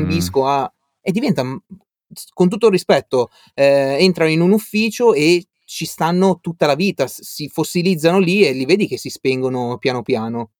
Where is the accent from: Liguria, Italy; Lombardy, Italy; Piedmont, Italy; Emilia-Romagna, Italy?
Liguria, Italy; Albenga; moved away as an adult; io sono di Albenga